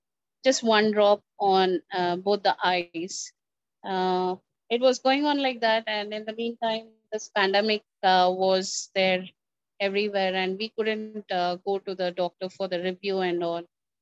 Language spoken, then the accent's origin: English; Secunderabad, Telangana, India; I'm from India, Secunderabad. This is Telangana.